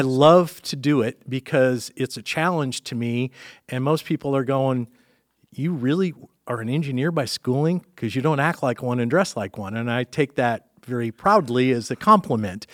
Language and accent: English; Dearborn, Michigan, United States; born and raised in Dearborn, Michigan